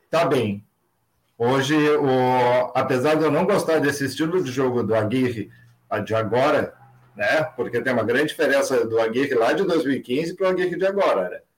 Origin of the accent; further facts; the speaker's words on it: Rio Grande, Rio Grande do Sul, Brazil; Cara, eu sou de Rio Grande, né? Estou ah, aqui no cassino agora.